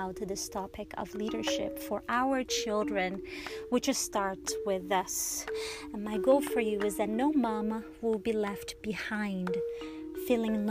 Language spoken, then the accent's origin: English; Brazil; I was born in Brazil